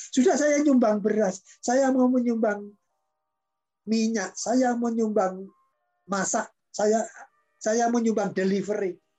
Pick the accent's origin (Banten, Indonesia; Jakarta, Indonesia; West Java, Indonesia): Banten, Indonesia; Wah nanti kalau sukunya, saya kan dari Banten ini.